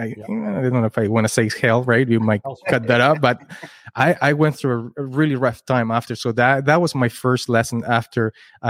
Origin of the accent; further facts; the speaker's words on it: Kitchener, Ontario, Canada; We're from Kitchener, Waterloo